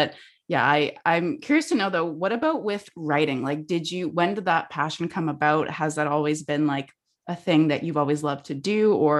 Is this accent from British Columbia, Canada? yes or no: yes; Vancouver, British Columbia, Canada; also born or lived in Victoria